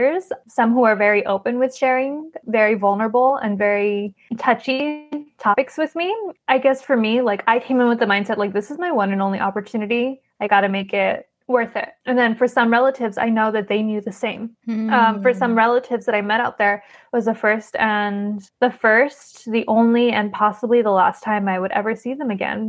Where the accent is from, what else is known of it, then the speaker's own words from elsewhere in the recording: United States; I'm that girl from America, that that great grand niece from America coming to visit